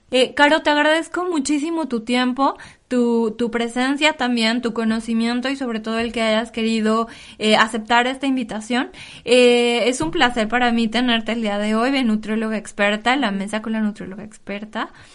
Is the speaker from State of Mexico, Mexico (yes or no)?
yes; State of Mexico, Mexico; moved away as an adult; now in Paris, France; de donde yo soy, de, en el Estado de México